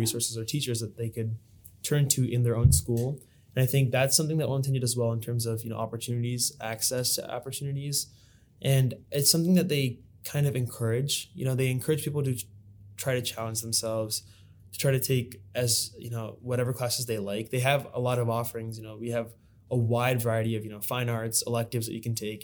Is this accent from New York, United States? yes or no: no; Lewis Center, Ohio, United States; born and brought up in Lewis Center, Ohio.